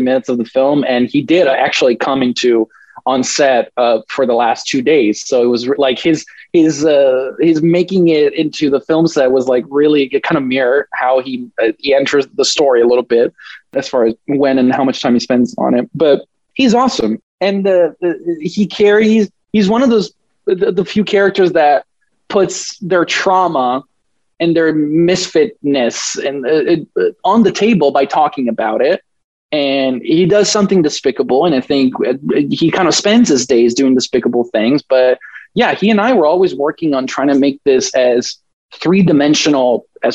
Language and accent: English; Italy; I grew up in a very Catholic town environment. I'm from Italy